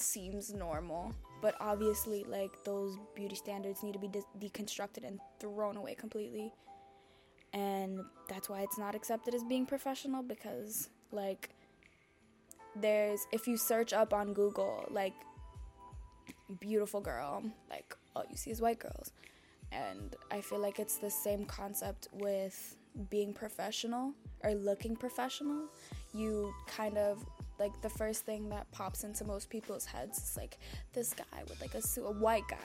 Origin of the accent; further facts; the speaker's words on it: Dominican Republic; I'm from the Dominican Republic